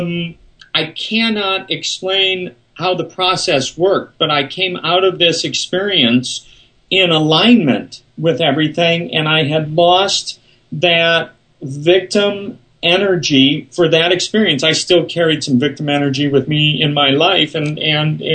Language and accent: English; Omaha, Nebraska, United States; I was raised Jewish in Omaha, Nebraska